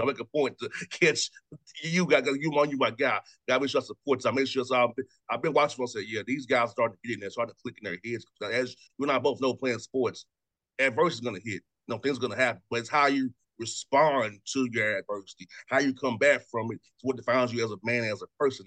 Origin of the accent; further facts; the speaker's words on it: Atlanta, Georgia, United States; I grew up in Atlanta